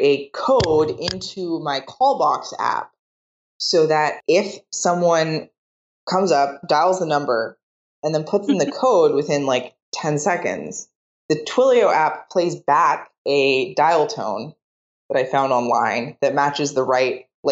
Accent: Seattle, Washington, United States; now in San Francisco, United States; I grew up in Seattle.

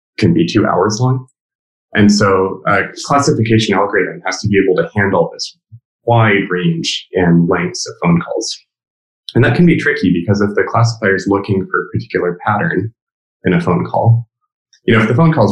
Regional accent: California, United States; me as a Californian

